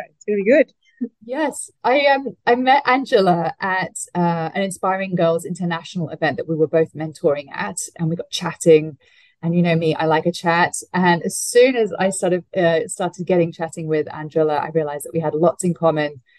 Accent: Hong Kong; you know, I grew up overseas. I grew up in Hong Kong

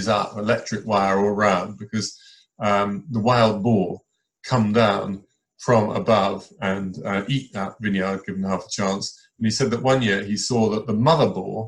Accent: Hampshire, South East England, United Kingdom; when I was a boy and growing up in Hampshire

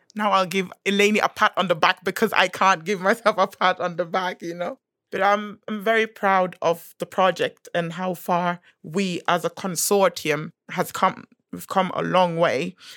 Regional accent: Gambia; I am from West Africa. I'm from the Gambia

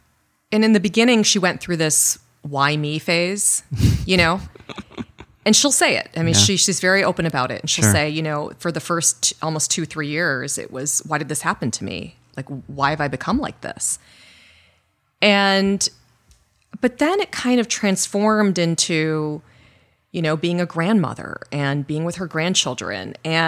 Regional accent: Illinois, United States; born there; also born or lived in South Korea / Middle East; Is, you know, and I grew up in the Middle East. Mm. So interestingly enough, I was born in Illinois, and we moved to South Korea when I was you know, young, and then we lived in the Middle East for a long time, and then moved back to the U.S.

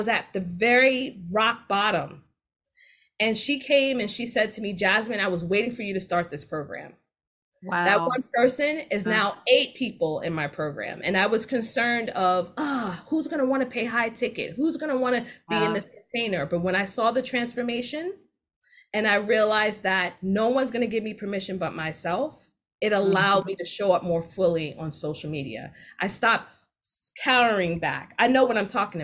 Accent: New York City, New York, United States; I'm from Jamaica, Queens

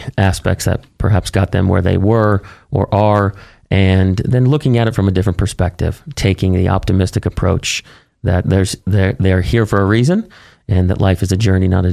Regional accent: Boston, Massachusetts, United States; moved away as an adult; also born or lived in Miami / Arizona; now in California, United States; I'm an East Coast guy, born and raised in Boston

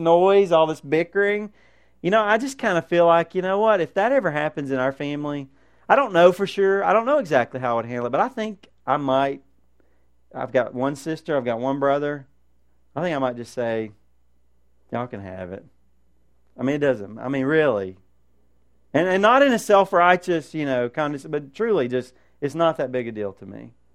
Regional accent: United States; as Americans

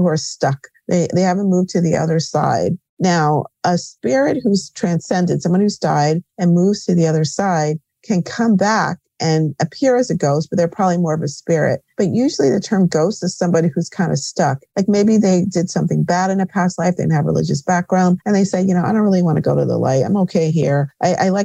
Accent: Connecticut, United States; also born or lived in New York; I'm back home. I grew up in Connecticut where I have a healing center in Bloomfield

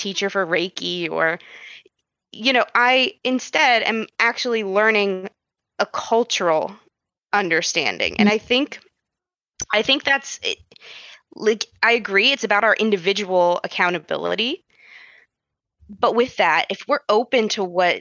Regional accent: United States; growing up, I was always told, like, you know, I'm American

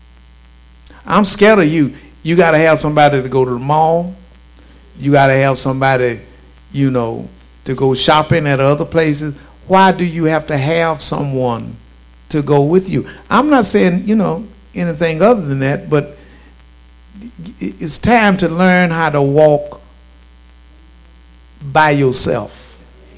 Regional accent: Shreveport, Louisiana, United States; I'm from Southeast Shreveport. I'm from Stony Hill.

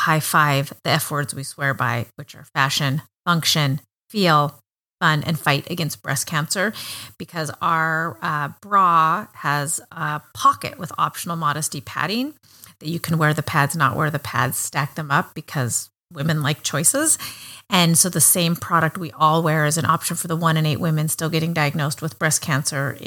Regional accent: Montana, United States; I grew up in Montana, where there are, I think, three times more sheep than people.

